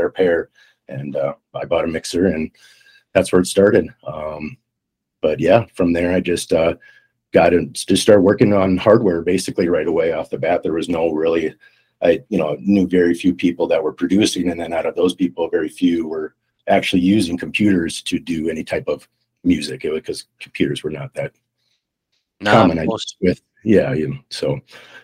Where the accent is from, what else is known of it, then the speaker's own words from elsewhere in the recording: Minnesota, United States; moved away as an adult; also born or lived in San Francisco; I'm originally from Minnesota in the USA